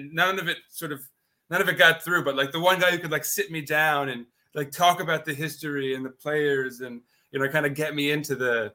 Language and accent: English; New York City, New York, United States; I grew up here in New York City, born and raised.